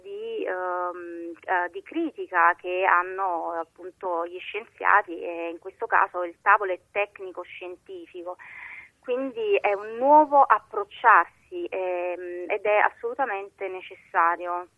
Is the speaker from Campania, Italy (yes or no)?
yes; Naples, Campania, Italy; da napoletana